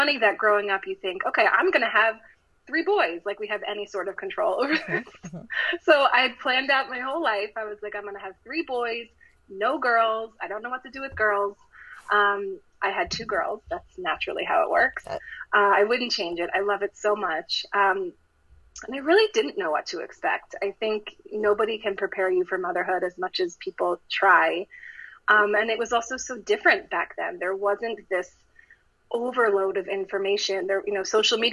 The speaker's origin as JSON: {"language": "English", "region": "Maryland", "country": "United States", "tie": "born or raised there", "also_born_or_lived": "Michigan", "moved": "as an adult", "lives_now": "Los Angeles, United States", "said": "I'm from Maryland, and I grew up on the East Coast"}